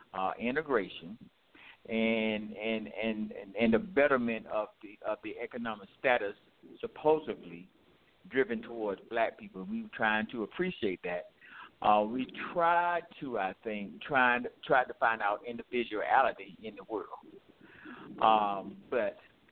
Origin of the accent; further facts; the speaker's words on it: Southeast, United States; Growing up in the Southeast